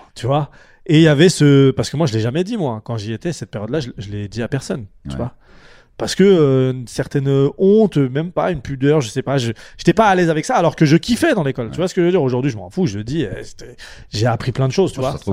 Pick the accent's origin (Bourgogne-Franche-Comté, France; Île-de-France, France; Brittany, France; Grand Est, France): Île-de-France, France; Champigny-sur-Marne; je viens de Champigny-sur-Marne, c'est une banlieue dans le, dans, dans, 94